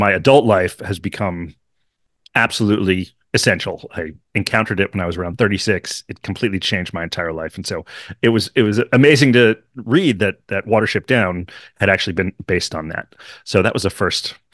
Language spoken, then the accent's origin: English; Hartford, Connecticut, United States; I grew up in Hartford, outside of Hartford, Connecticut